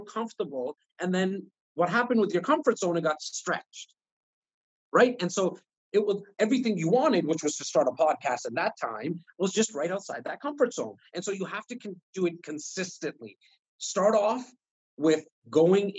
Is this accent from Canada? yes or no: yes; Toronto, Ontario, Canada; I'm not only born and raised in Toronto, but I'm born and raised in the north part of Toronto in an area called Rexdale